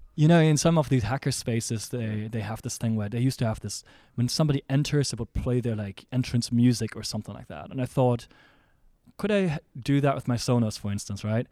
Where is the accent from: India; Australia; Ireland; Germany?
Germany; also born or lived in San Francisco, United States; now in Seattle, United States; my hometown in Germany